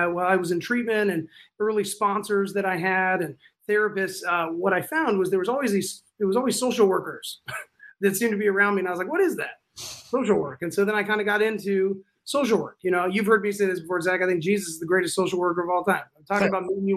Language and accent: English; California, United States; moved away; I'm from California